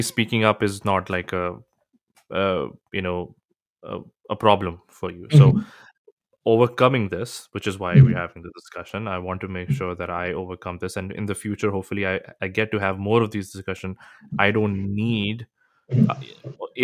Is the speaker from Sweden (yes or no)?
no; Pakistan; moved away; Growing up in Pakistan